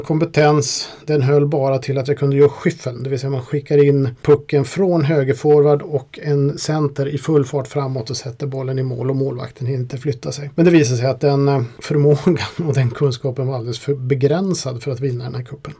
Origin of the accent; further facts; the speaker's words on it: Sweden; vårt Stiga hockeyspel som vi hade här i Sverige